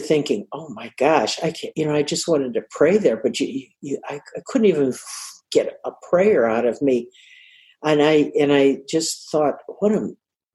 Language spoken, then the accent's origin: English; United States; we're, you know, the States.